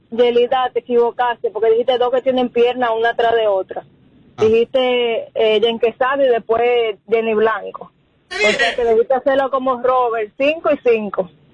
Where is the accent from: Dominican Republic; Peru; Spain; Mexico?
Dominican Republic; aquí somos dominicanos